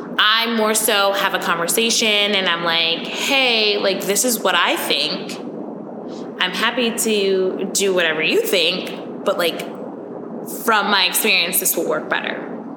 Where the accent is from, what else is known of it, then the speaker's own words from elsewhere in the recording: New York, United States; accent: Long Island; When I drink, my Long Island accent comes out all the time.